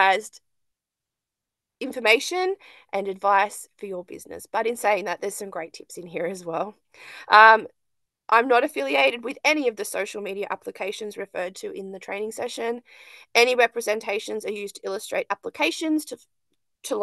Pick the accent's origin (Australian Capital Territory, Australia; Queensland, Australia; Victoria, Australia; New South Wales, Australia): New South Wales, Australia; Lake Macquarie; also born or lived in Western Sydney, Hawkesbury / Hunter region near Maitland; now in Maitland, Australia; I'm from Lake Macquarie